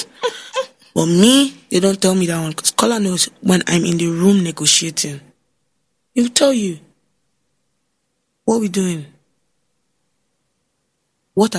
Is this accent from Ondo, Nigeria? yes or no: yes; Ondo, Nigeria; I'm from Ondo State